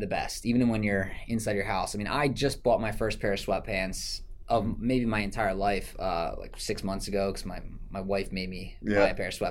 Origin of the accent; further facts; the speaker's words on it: New Jersey, United States; I was born and raised here. I was actually from New Jersey, not far off from where we are now